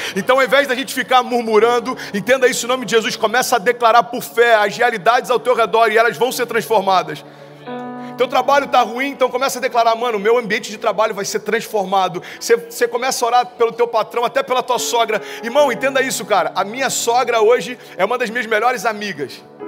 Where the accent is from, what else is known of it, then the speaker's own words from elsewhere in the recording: Cabo Frio, Rio de Janeiro, Brazil; moved away as an adult; now in Orlando, United States; Eu nasci em Cabo Frio e para quem não conhece, Cabo Frio fica na, no interior do Rio de Janeiro, próximo de Búzios. E a gente sempre brincava, cara, a gente mora num lugar onde o Brasil passa férias